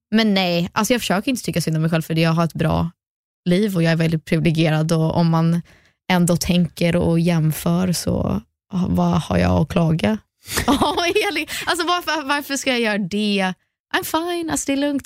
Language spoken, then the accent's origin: Swedish; United States; first language English; Swedish is a second language; also born or lived in Sweden; jag är ju svensk, jag föddes i Sverige, växte upp i USA